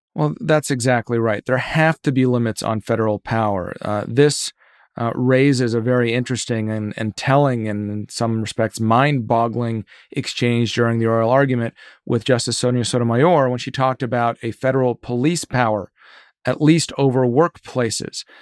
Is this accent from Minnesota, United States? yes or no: no; Virginia, United States; my home state of Virginia